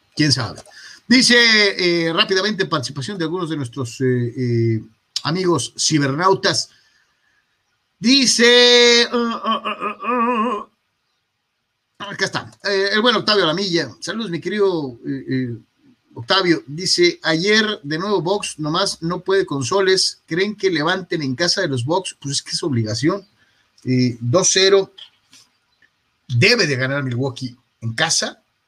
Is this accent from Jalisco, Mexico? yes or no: yes; Guadalajara, Jalisco, Mexico; moved away; allá en mi rancho, en Guadalajara, Jalisco